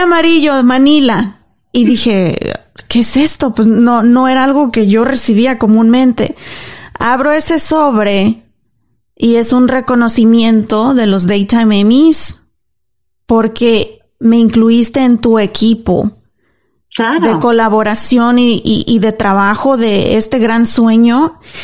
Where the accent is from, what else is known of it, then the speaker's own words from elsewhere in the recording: Mexico; now in United States; yo soy mexicana.